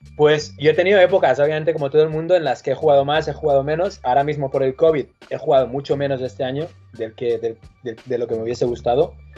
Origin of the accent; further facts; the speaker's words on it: Manresa, Catalonia, Spain; moved away; Yo soy de Manresa y sí tenía unos cuantos amigos en Manresa con los que jugaba en la calle